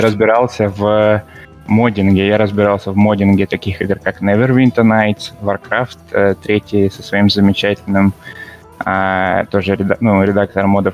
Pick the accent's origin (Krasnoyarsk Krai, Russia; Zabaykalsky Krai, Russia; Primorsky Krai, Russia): Primorsky Krai, Russia; Vladivostok; also born or lived in Saint Petersburg; сам я из Владивостока.